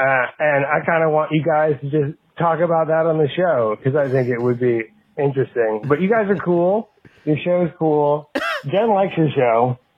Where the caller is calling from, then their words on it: North Carolina, United States; I'm calling you from North Carolina.